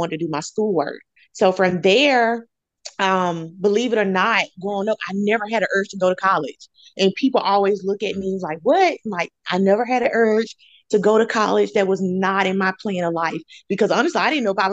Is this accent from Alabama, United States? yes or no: yes; Montgomery, Alabama, United States; also born or lived in Tallahassee, Florida; I'm native from Montgomery. Born and raised. I grew up on the west side of Montgomery neighborhood called Cedar Park, majority of my life